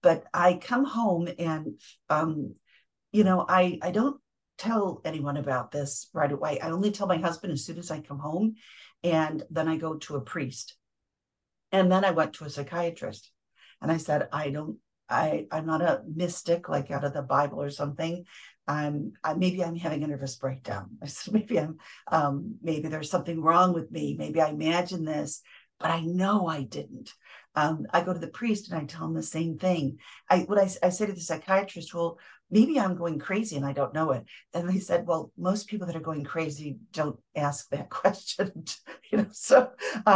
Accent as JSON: {"language": "English", "region": "Central New York", "country": "United States", "said": "I'm from Central New York"}